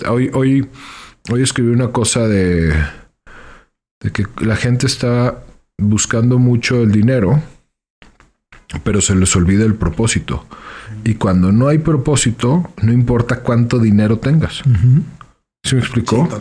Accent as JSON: {"language": "Spanish", "town": "León", "region": "Guanajuato", "country": "Mexico", "said": "soy de León. Soy de León."}